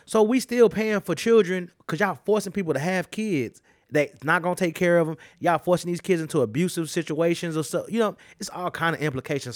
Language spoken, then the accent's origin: English; United States; I'm a fucking American